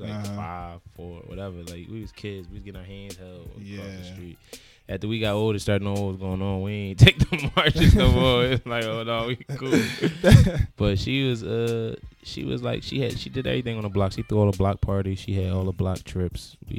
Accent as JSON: {"language": "English", "town": "Philadelphia", "region": "Pennsylvania", "country": "United States", "tie": "born or raised there", "said": "I'm from Philly."}